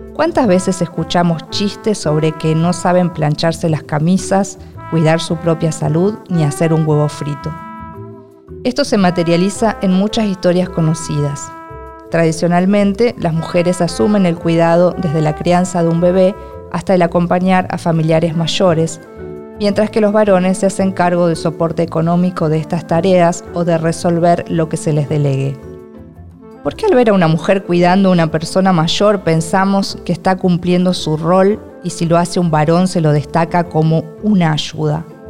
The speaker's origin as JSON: {"language": "Spanish", "country": "Argentina", "said": "soy argentina y escritora"}